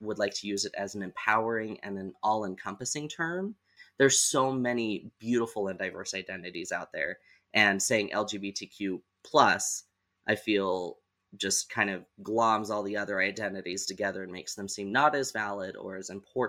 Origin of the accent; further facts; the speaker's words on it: Southeast Idaho, United States; I was born and raised in Southeast Idaho